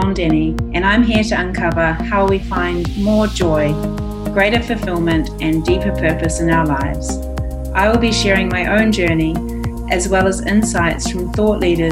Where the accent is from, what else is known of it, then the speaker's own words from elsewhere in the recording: Waiheke Island, Auckland, New Zealand; my hometown or home island